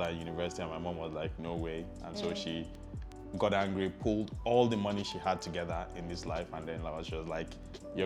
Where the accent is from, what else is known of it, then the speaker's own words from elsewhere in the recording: Lagos, Nigeria; I was born in Lagos, born in Apapa, but grew up on Allen most of my life, all of my life actually